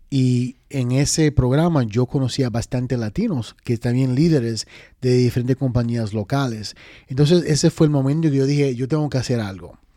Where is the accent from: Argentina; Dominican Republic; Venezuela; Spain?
Dominican Republic; now in New York, United States; Y fuimos específicamente para Washington Heights, que Washington Heights es como quien dice RD pequeño